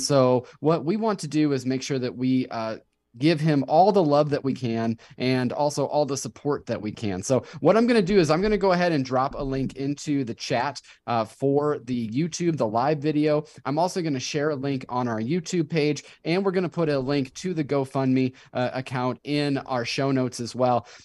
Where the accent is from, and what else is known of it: Davenport, Iowa, United States; born or raised there